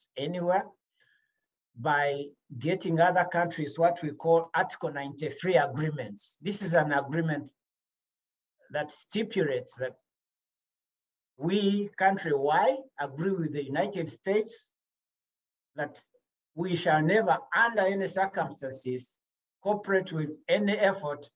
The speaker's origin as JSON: {"language": "English", "country": "Rwanda", "moved": "yes", "said": "I'm from Rwanda."}